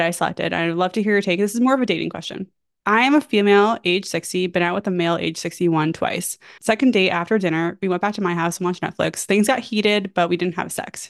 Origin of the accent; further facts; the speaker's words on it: New York, United States; I'm from New York